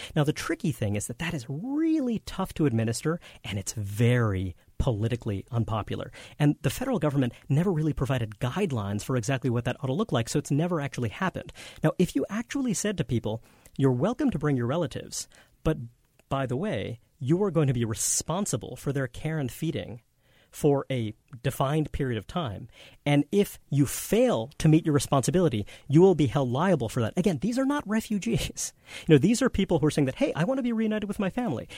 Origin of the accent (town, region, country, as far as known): New York City, New York, United States; born or raised there